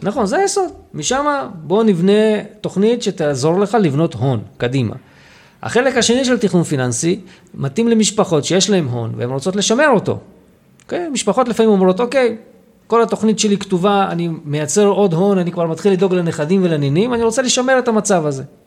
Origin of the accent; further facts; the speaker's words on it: Lod, Central District, Israel; also born or lived in Jaffa / Petah Tikva / Hod HaSharon / Ramat HaSharon; now in Afula, Israel; אני בא ממקור בלוד, זה המקור שלי